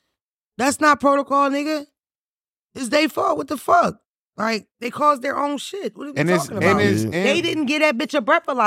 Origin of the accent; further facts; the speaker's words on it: Boston, Massachusetts, United States; I'm from Boston.